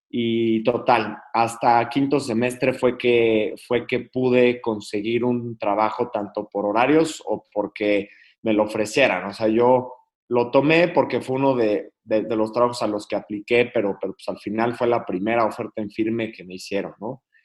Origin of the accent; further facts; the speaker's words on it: Querétaro, Mexico; Yo soy de Querétaro, pero siempre he vivido en diferentes lugares de la República, por, sobre todo por el trabajo de mi papá.